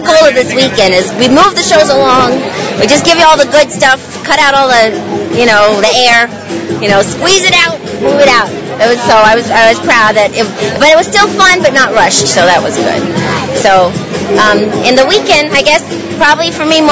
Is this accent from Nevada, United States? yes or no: yes; Las Vegas, Nevada, United States; I'm from right here in Las Vegas, Nevada